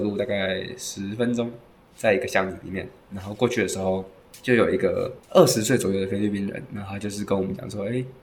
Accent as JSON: {"language": "Chinese", "country": "Taiwan", "said": "以我们台湾人来听的话"}